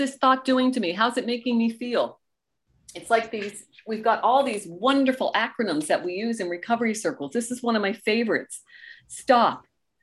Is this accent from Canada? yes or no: yes; Canada; also born or lived in Goderich, Ontario; we are Canadian